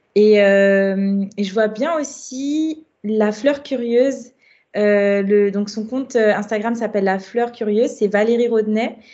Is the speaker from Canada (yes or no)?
no; Guadeloupe; moved away as an adult; now in Paris, France; j'ai grandi en Guadeloupe pendant longtemps